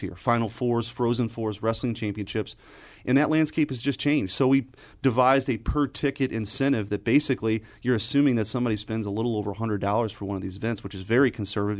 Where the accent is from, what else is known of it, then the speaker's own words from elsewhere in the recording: St. Louis, Missouri, United States; I grew up in Saint Louis, and I grew up in North County, actually, uh, near the airport